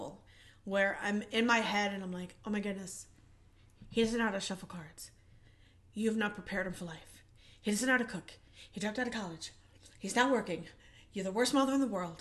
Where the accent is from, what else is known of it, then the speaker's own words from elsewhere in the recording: New York, United States; growing up in New York and then moving on to an abusive marriage